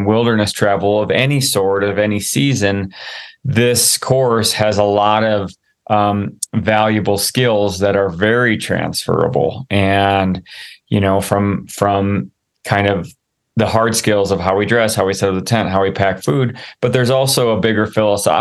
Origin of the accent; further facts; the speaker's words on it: Midwest, United States; growing up in the Midwest